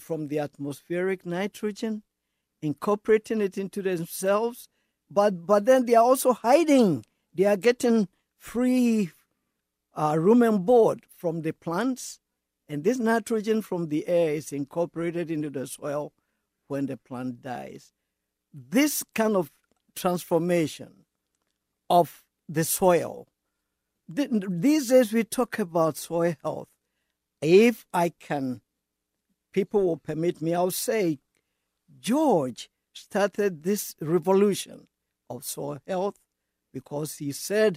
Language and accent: English; Ghana; moved away as an adult; also born or lived in Niger; now in Iowa, United States; I'm from Ghana originally